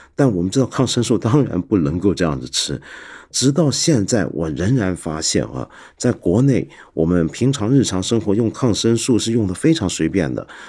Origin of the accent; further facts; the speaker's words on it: Taiwan; moved away as an adult; also born or lived in mainland China; 我们在台湾长大的小孩